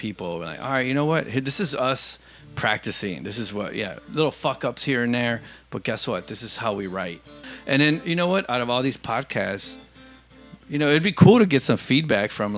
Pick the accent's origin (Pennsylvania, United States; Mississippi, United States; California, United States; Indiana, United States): Indiana, United States; Hammond; also born or lived in East Chicago, Indiana; I was born in East Chicago, Indiana, and I grew up in Hammond, Indiana